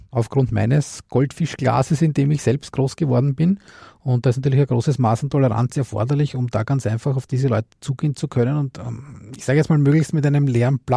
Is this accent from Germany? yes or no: no; Austria; Ne, ich bin aus Österreich.